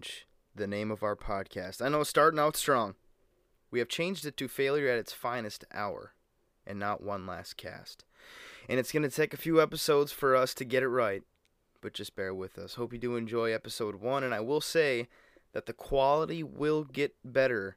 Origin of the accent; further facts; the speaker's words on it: Upper Peninsula of Michigan, United States; We're all from Michigan, the Upper Peninsula of Michigan